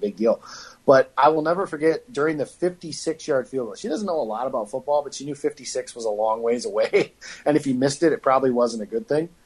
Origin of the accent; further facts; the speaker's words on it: Illinois, United States; I'm from Illinois